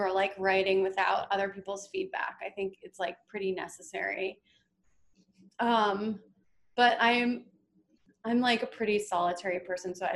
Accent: East Coast, United States; now in Los Angeles, United States; I'm from the East Coast

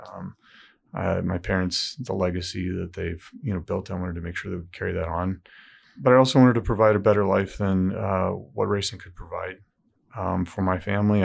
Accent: Southern California, United States; now in Indiana, United States; I grew up in Southern California.

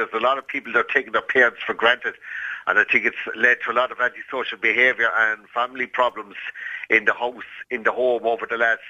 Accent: Cork, Munster, Ireland; I'm from Cork

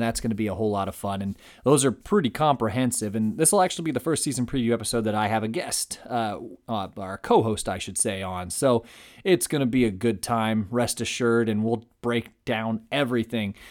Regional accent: Fort Wayne, Indiana, United States; I was born and raised in Fort Wayne, Indiana

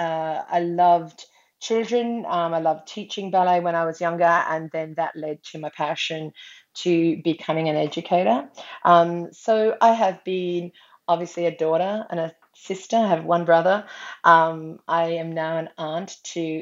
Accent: Australia; also born or lived in Brisbane, Queensland; I'm from Australia and I live in Brisbane on Meanjin country

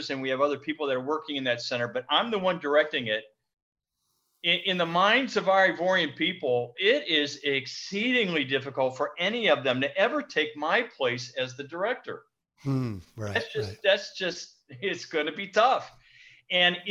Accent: United States; moved away as an adult; now in Bingerville, Côte d'Ivoire; as an American pastoring in the States

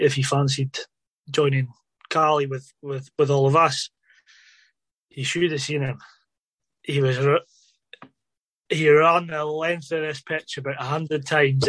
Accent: Inverness, Scotland, United Kingdom; I grew up in Inverness

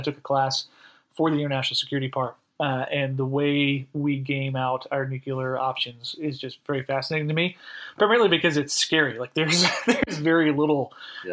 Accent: Florida, United States; also born or lived in upstate New York; now in Holly Springs, United States; originally, I'm from Florida. I'm an eighth generation Floridian.

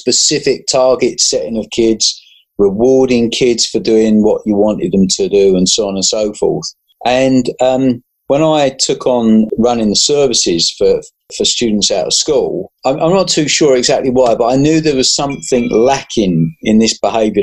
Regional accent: London, United Kingdom; moved away as an adult; now in Suffolk, United Kingdom; born and bred in South London

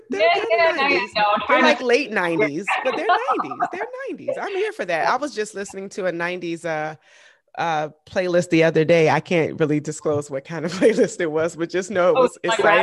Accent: the South, United States; Cause you know, I'm from the South.

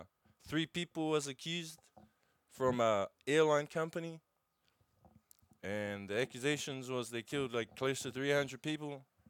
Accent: New Zealand; We're not Australian.

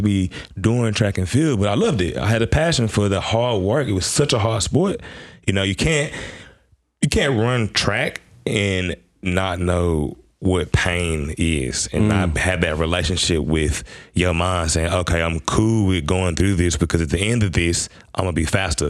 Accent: Memphis, Tennessee, United States; moved away as an adult; now in Adelaide, Australia; I'm from Memphis, Tennessee. Born and raised out of the South of America.

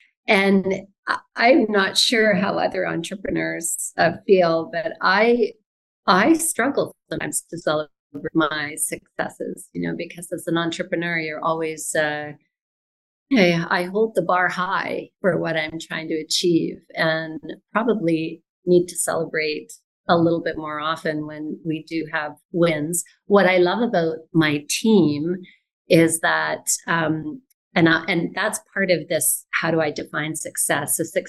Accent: Vancouver, British Columbia, Canada; born there; I've lived in many places in Canada, but I was born here in Vancouver, and I'm happy to be back.

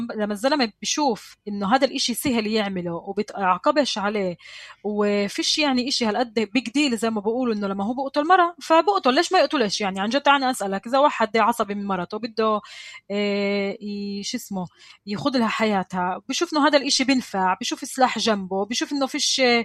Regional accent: Palestine; كمسلمة كفلسطينية كعربية

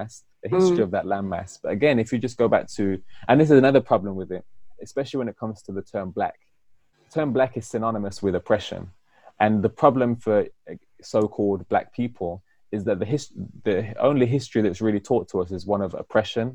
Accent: United Kingdom; I'm British Afro-Caribbean, meaning that I live in Britain and I'm of African-Caribbean heritage.

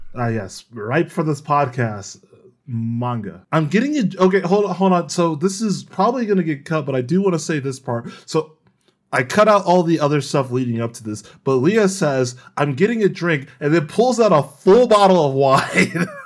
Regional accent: United States; I am extremely American

